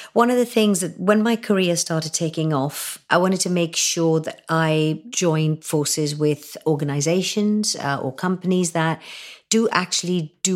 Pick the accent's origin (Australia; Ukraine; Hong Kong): Hong Kong; moved away as an adult; also born or lived in India; now in United Kingdom; my teenage years growing up in Hong Kong